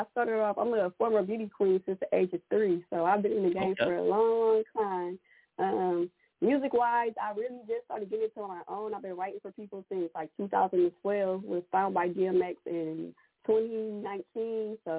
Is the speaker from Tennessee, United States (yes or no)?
no; Ohio, United States; moved away as an adult; now in Atlanta, United States; Originally, I'm from Ohio. I'm new to Atlanta. I just moved to Atlanta, so I'm a new to Atlanta area.